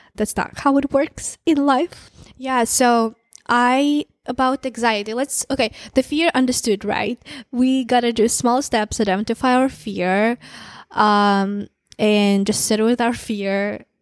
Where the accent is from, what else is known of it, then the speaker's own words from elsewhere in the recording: Kazakhstan; moved away as an adult; also born or lived in San Francisco, United States; now in United States; small town, Kazakh, I'm from Kazakhstan. Um, I moved to the U S two and a half years ago by myself. I'm from small town.